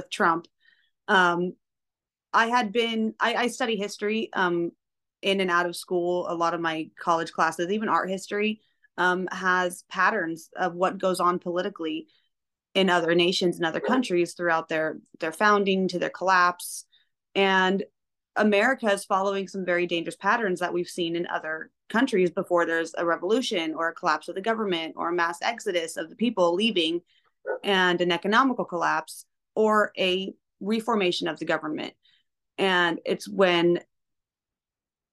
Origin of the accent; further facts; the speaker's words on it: Eugene, Oregon, United States; also born or lived in Cottage Grove, Oregon; I was born in Cottage Grove, where the hospital is no longer there anymore. So, and then we grew up primarily in Eugene.